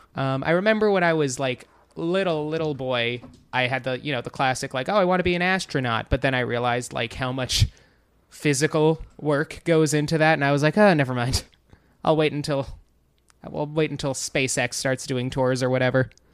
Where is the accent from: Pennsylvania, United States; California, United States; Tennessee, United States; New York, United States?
New York, United States; Wading River; moved away as an adult; now in New York City, United States; I am from Long Island. I grew up in Wading River, which is almost to the North Fork